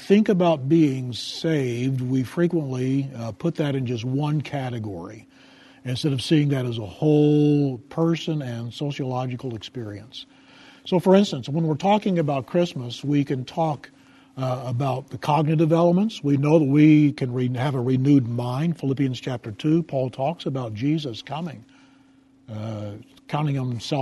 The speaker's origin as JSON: {"language": "English", "country": "United States", "said": "In my national identity as an American"}